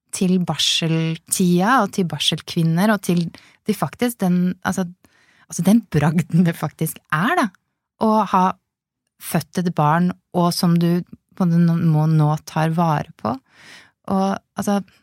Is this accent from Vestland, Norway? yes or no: no; Lillehammer, Innlandet, Norway; moved away; jeg kommer opprinnelig fra Lillehammer